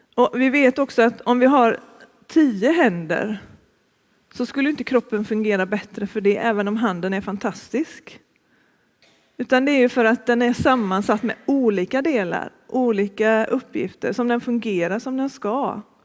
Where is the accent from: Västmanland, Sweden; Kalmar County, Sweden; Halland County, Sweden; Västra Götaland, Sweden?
Västra Götaland, Sweden; Gothenburg; moved away as an adult; also born or lived in Uppsala / Stockholm / Örebro / Malå; Jag är från början från Västra Frölunda, Fiskebäck utanför Göteborg. Och det är där jag bor nu också